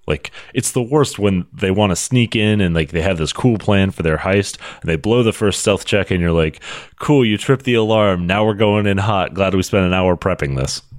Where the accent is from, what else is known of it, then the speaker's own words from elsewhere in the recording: United States; as an American